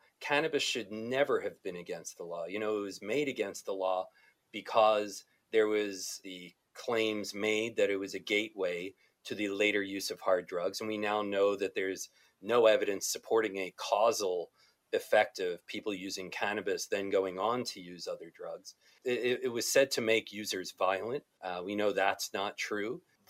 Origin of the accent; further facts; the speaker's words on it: New Jersey, United States; New Jersey, my home state, is likely to change soon.